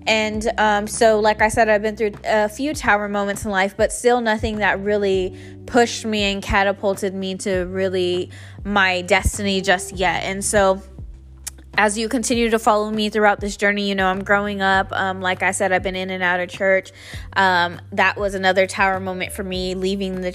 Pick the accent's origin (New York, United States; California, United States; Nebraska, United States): California, United States; San Jose; moved away as an adult; I grew up in San Jose, California, all my life, born and raised